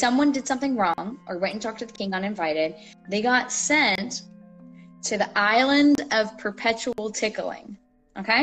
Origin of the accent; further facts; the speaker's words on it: Southeast, United States; I grew up in the Southeast